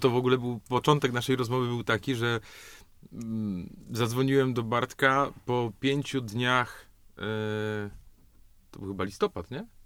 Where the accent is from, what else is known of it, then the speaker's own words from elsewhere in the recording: Katowice, Silesian Voivodeship, Poland; Nie wiem, on tam stał po prostu, ja urosłem koło niego